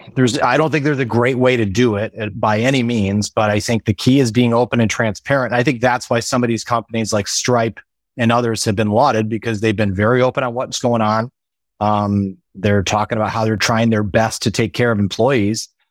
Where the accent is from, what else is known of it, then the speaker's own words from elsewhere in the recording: Midwest, United States; moved away as an adult; we, we grew up in the Midwest